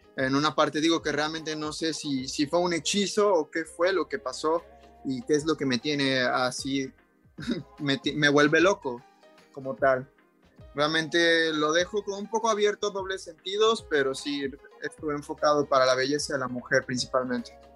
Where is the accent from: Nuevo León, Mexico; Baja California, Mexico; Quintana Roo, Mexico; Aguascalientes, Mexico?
Quintana Roo, Mexico; Cancún; yo soy de Cancún, he crecido toda mi vida aquí, aquí viví mi infancia y mi juventud